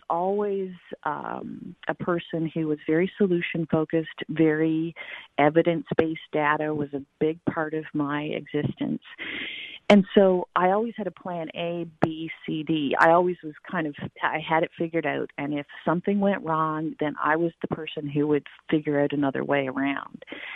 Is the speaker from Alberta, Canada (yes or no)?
no; Newfoundland and Labrador, Canada; I grew up on an island in the North Atlantic